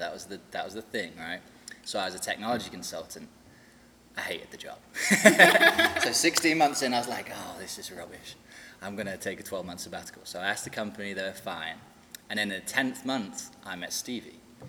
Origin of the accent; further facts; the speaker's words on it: London, United Kingdom; Not quite, not quite, no. So I'm from England.